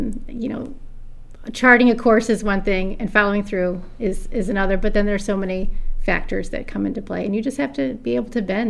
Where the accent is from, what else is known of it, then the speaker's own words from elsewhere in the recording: Auburn, New York, United States; moved away as an adult; also born or lived in Albany, New York / Rochester, New York / Owasco, New York; I live in Owasco. I was born and raised in Auburn.